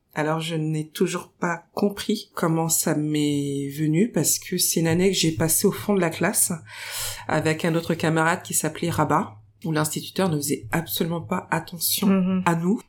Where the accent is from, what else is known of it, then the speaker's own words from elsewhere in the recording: Paris, Île-de-France, France; je suis née à Paris dans le 20e arrondissement, à proximité du Père Lachaise